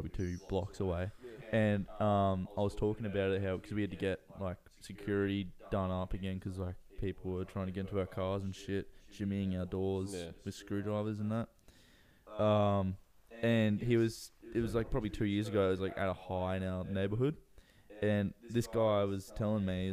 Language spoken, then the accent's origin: English; Australia; being Australian